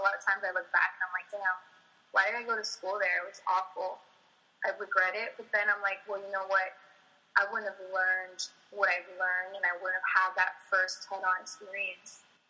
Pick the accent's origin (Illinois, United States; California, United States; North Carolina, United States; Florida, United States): Florida, United States; Miami; also born or lived in Texas; I grew up in Miami